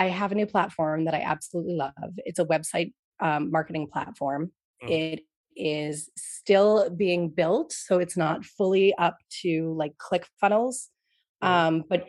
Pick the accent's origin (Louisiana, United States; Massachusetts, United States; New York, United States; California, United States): New York, United States; now in Boston, United States; I grew up in New York